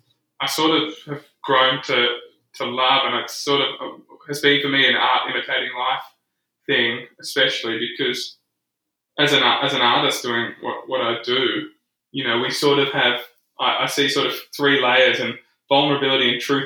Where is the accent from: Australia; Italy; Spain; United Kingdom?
United Kingdom; Scotland; I think that's a part of being Scottish, though, isn't it?